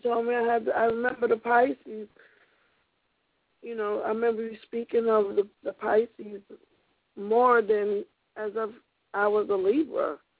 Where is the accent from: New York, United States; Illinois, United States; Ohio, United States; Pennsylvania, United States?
New York, United States; Utica; moved away; also born or lived in Atlanta, Georgia; Atlanta right now, outside of Atlanta, like Henry County, south of Atlanta. So I was born in Utica, New York.